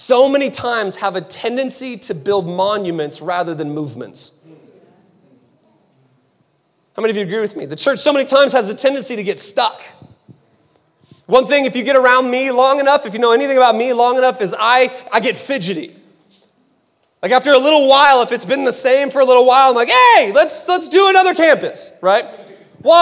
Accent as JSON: {"language": "English", "town": "Seattle", "region": "Washington", "country": "United States", "also_born_or_lived": "Phoenix, Arizona", "moved": "yes", "lives_now": "Utah, United States", "said": "We're from Seattle, like originally from Seattle. We were in Phoenix, so we've had culture around us our entire life."}